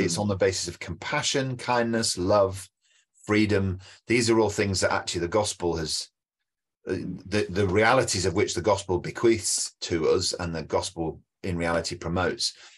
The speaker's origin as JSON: {"language": "English", "country": "United Kingdom", "said": "as a Brit"}